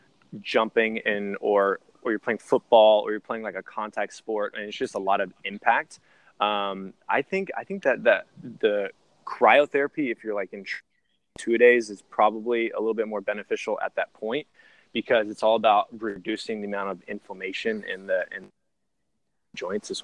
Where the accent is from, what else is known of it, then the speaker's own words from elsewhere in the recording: the Bay Area, California, United States; I'm from the Bay